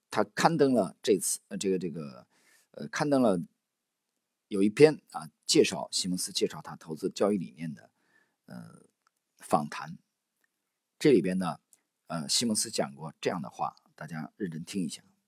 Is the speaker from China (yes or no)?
yes; China; 我们中国人